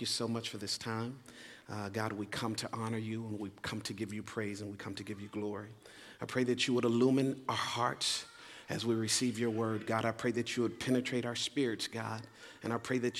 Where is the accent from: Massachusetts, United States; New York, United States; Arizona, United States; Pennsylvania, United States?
Arizona, United States; Phoenix; moved away; also born or lived in Leesburg, Virginia; I'm originally from Phoenix, Arizona, but this in many ways is home for us